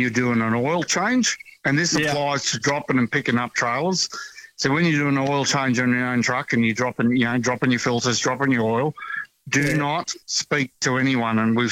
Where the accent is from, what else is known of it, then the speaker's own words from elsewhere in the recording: Brisbane, Queensland, Australia; as a kid growing up in Brisbane